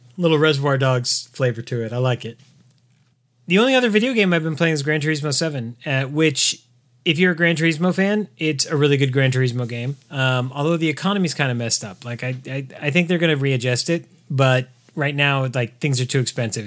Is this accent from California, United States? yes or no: yes; Southern California, United States; I grew up in Southern California in a city with seven military bases in it.